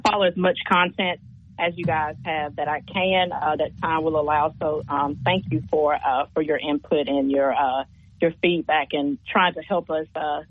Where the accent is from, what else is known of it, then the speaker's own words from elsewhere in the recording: Tuscaloosa, Alabama, United States; born and raised in Tuscaloosa.